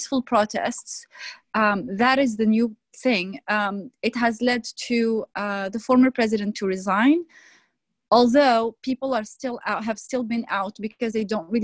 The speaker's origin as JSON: {"language": "English", "country": "Algeria", "moved": "yes", "lives_now": "Vancouver, Canada", "said": "I'm originally from Algeria"}